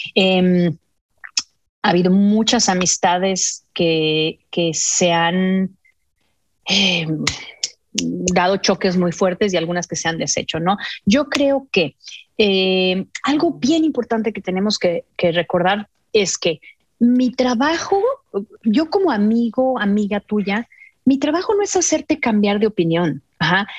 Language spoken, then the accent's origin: Spanish; Mexico; moved away; soy mexicana